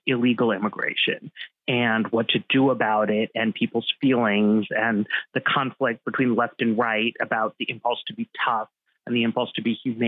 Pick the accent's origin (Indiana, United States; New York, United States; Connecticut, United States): New York, United States; I grew up in New York